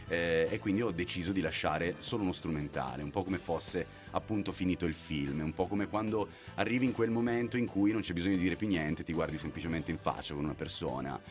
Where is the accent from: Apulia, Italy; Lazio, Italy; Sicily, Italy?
Apulia, Italy; now in Milan, Italy; sono pugliese